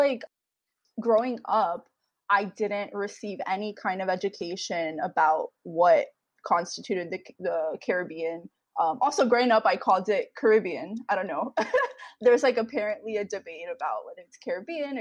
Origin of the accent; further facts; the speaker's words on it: Miami, Florida, United States; I'm originally from Miami, Florida, where I also currently live